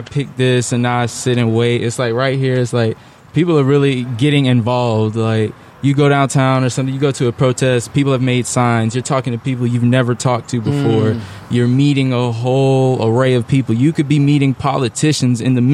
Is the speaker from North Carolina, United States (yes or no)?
yes; Raleigh, North Carolina, United States; I'm from Raleigh, born and raised on the South Side. Still ain't left